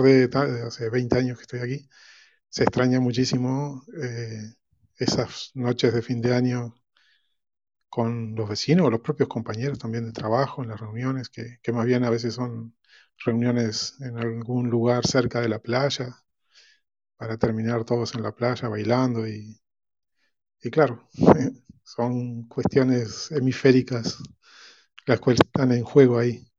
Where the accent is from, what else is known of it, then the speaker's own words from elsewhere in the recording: Uruguay; now in Spain; Yo soy de Uruguay, hace 30 años que vivo aquí